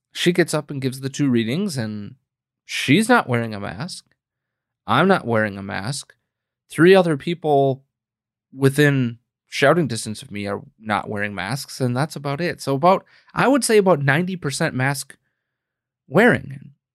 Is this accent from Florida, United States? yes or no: no; Green Bay, Wisconsin, United States; moved away as an adult; now in Illinois, United States; my home state of Wisconsin where I grew up and was born and raised and, um, lived for the better part of thirty-plus years